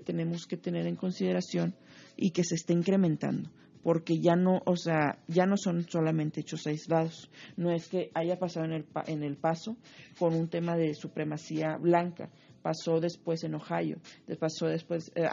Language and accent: Spanish; Monterrey, Nuevo León, Mexico; Yo soy orgullosamente regiomontana